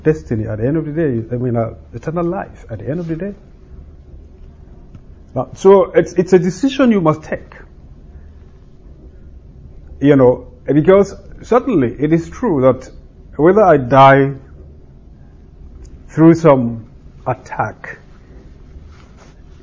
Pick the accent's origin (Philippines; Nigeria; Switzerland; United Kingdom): Nigeria; moved away; I come from Nigeria